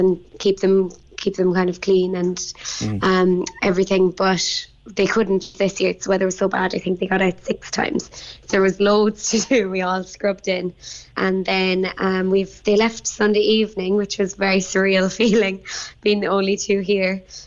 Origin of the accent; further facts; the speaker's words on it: Bandon, Munster, Ireland; I'm from Bandon